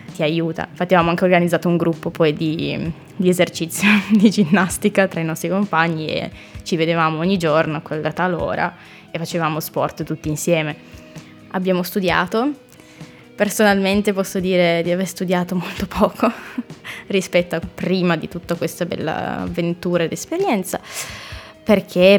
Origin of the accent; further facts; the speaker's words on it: Mondovì, Piedmont, Italy; moved away as an adult; now in Trento, Italy; sono nata a Mondovì in provincia di Cuneo, Basso Piemonte. E mi sono trasferita 5 anni fa